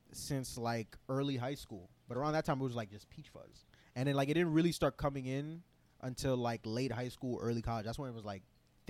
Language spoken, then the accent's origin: English; New York City, New York, United States; I was born and raised, and I still live in Canarsie. Mm-hmm. So Canarsie is like on the edge of Brooklyn, and it's kind of like the fake suburbs.